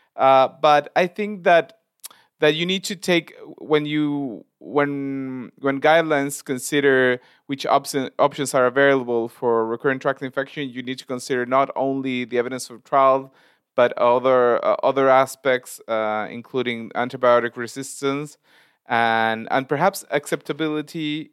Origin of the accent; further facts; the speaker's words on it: Argentina; I come from Argentina